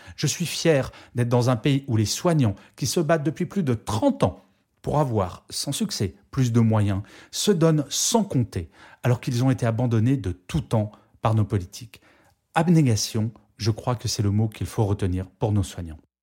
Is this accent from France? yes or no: yes; France; je suis extrêmement fier de mon pays